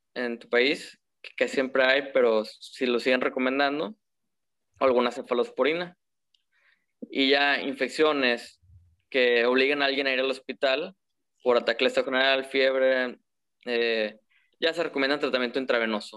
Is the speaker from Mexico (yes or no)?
yes; Monterrey, Nuevo León, Mexico; soy de Monterrey, soy egresado de la del Tecnológico